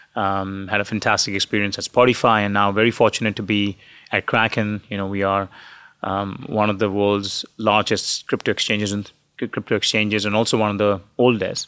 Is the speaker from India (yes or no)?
yes; India; moved away; I grew up in India